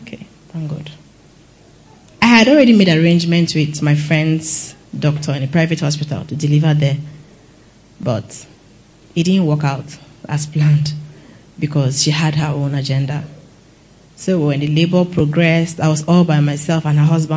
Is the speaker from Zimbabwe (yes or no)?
no; Benue, Nigeria; I'm from Benue